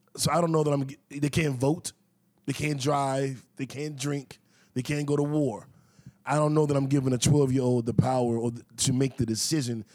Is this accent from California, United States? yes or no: no; Washington, District of Columbia, United States; I grew up in Mayfair, D.C.